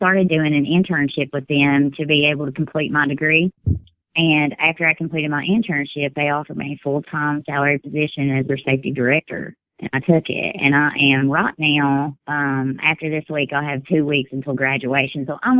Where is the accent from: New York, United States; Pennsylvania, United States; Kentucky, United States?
Kentucky, United States; Whitley County.